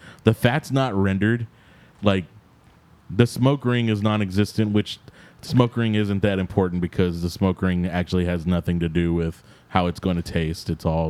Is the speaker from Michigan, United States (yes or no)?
no; El Campo, Texas, United States; I'm from El Campo